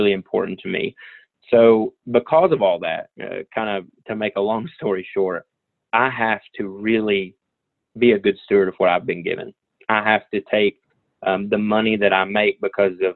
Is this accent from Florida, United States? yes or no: no; Southwest Virginia, United States; I'm from Southwest Virginia, so everybody calls this coal country